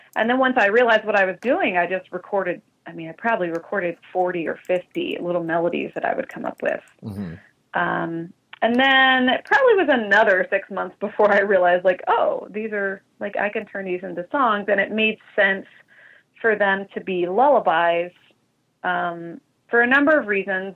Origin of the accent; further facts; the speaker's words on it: Eastern Tennessee, United States; also born or lived in Mississippi / Brazil; now in Chicago, United States; I'm originally um, from Eastern Tennessee.